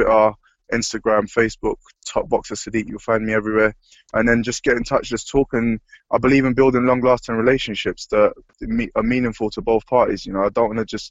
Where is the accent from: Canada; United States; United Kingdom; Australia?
United Kingdom; London; I grew up in London